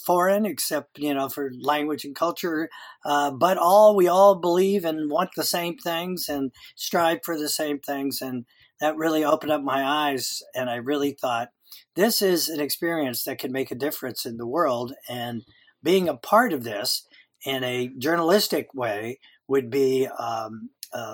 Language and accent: English; Miami, Florida, United States; moved away as an adult; now in Topanga, United States; I was born in Miami a while ago, a long time ago. But I moved to California